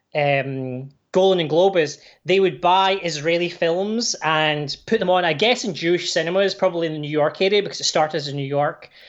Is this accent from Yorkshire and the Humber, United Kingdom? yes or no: no; Irvine, Scotland, United Kingdom; also born or lived in Glasgow; now in Canada; I was born in Glasgow, but I grew up on the west coast in this town called Irvine